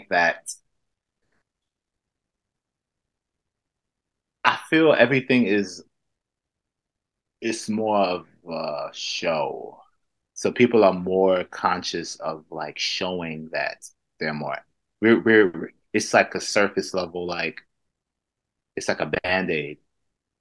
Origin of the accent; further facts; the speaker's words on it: United States; now in Manchester, United Kingdom; I'm Black American